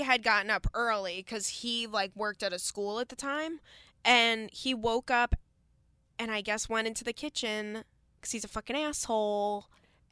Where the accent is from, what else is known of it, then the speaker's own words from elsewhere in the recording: Long Island, New York, United States; I'm from Long Island